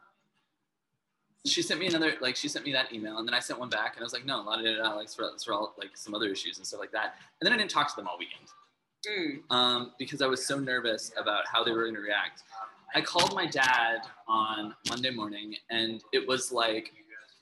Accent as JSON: {"language": "English", "region": "Midwest", "country": "United States", "tie": "born or raised there", "said": "I grew up in the Midwest"}